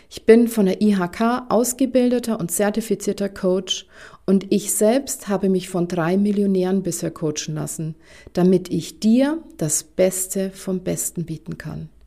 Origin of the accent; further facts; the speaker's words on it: Bavaria, Germany; Mein Mann und ich, wir werden irgendwann mal in die Provence ziehen. Und wie man an meinem süßen Akzent hören kann, komme ich ursprünglich aus Bayern.